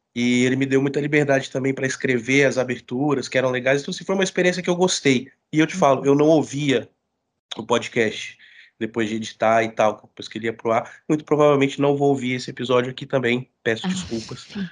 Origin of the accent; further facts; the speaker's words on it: Brasília, Federal District, Brazil; moved away as an adult; also born or lived in Rio de Janeiro; now in São Paulo, Brazil; sou brasiliense, é, morei muito tempo no Rio de Janeiro, voltei para Brasília.